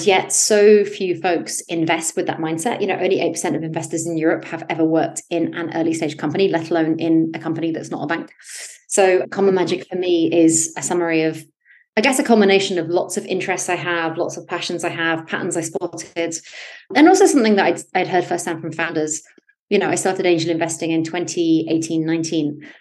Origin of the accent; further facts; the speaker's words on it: United Kingdom; also born or lived in United States; I grew up in the West Coast in the UK, in the country, very far from opportunity at the time